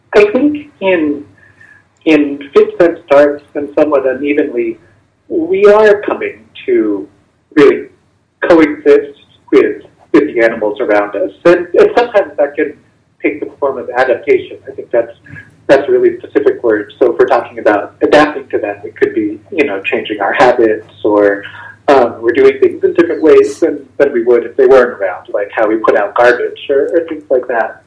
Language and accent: English; Bangor, Maine, United States; also born or lived in New York; now in Bethesda, Maryland, United States; I grew up in Bangor, Maine, which is a, a small city